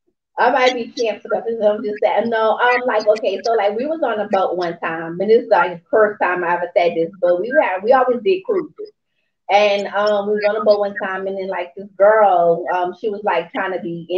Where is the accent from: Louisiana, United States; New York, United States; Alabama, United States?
Louisiana, United States; New Orleans; now in Georgia, United States; I'm originally from New Orleans